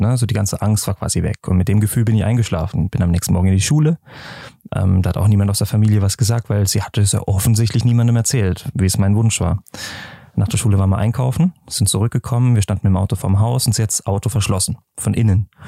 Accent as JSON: {"language": "German", "town": "Freiburg", "region": "Baden-Württemberg", "country": "Germany", "tie": "born or raised there", "moved": "yes", "lives_now": "Lucerne, Switzerland", "said": "ich komme aus Freiburg in ähm, Schwarzwald, ne, also wirklich an der Grenze zur Schweiz"}